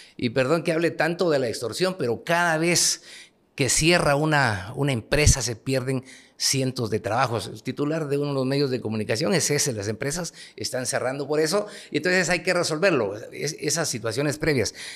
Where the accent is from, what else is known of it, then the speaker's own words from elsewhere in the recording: Huehuetenango, Guatemala; moved away as an adult; also born or lived in Guatemala City; Yo soy un ciudadano, como todos los guatemaltecos, nací en Huehuetenango